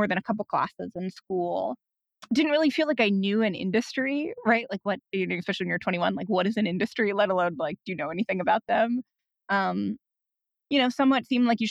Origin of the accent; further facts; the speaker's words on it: Iowa City, Columbus, Ohio, Midwest, United States; I grew up in Midwestern college towns, Iowa City, and then Columbus, Ohio.